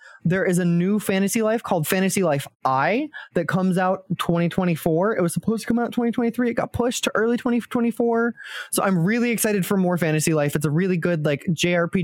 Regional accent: United States; I am an American

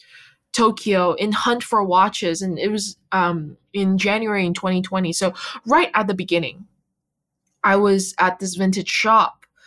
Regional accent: Canada; moved away as an adult; also born or lived in China / Vancouver, Canada; now in Boston, United States; I really grew up in Canada

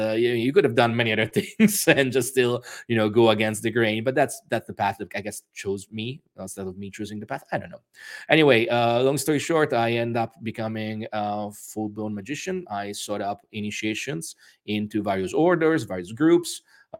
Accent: Rome, Lazio, Italy; accent: weird accent; English is a second language; also born or lived in United States; I was born in Rome, Italy, and I spent most of my childhood and adolescence actually moving between Italy and the United States. My father was working there a lot, so that's where I got my weird accent from.

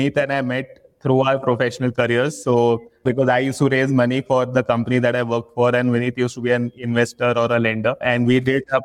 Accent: Mumbai, Maharashtra, India; also born or lived in Kolkata, India; So I was born in Calcutta, but that's, you know, just, but grown up in Mumbai.

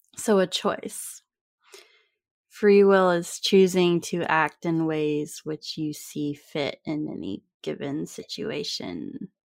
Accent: California, United States; we grew up in California in the United States

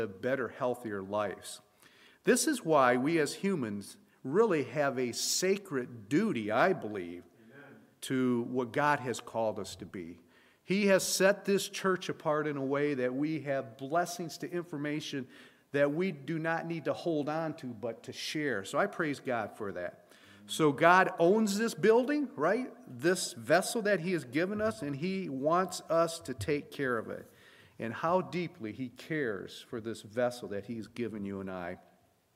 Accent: Flint, Michigan, United States; I was born and raised in Flint, Michigan

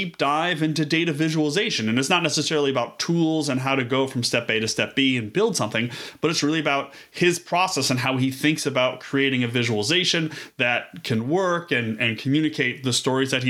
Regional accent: Buffalo, New York, United States; I'm from Buffalo.

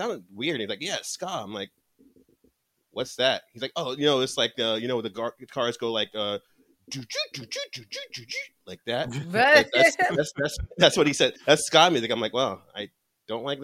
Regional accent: New Jersey, United States; I'm from New Jersey, so we like to be called the Felt Americans

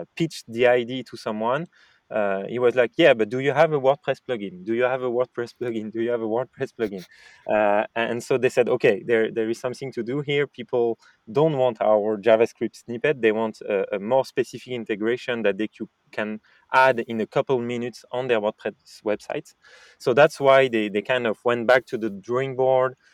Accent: France; accent: French; English is a second language; I, am French, as you said, and might have guessed with my French accent in English

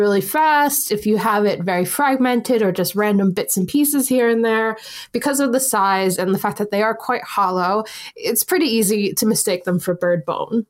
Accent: United States; now in United Kingdom; as someone who has worked in the school system here, and obviously I'm from America

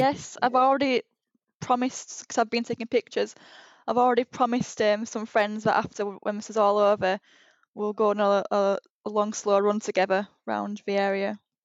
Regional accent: Huddersfield, Yorkshire and the Humber, United Kingdom; moved away as an adult; now in Leeds, United Kingdom; I'm from Huddersfield

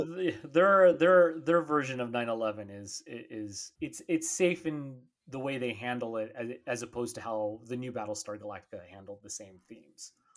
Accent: San Diego, California, United States; I grew up here down in San Diego

